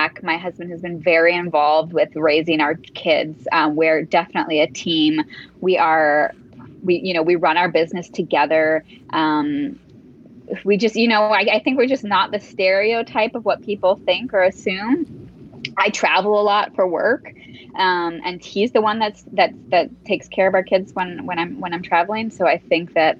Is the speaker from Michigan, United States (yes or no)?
yes; Upper Peninsula of Michigan, United States; moved away as an adult; now in Marrakesh, Morocco; I grew up in the Upper Peninsula of Michigan. So now I live in Marrakesh.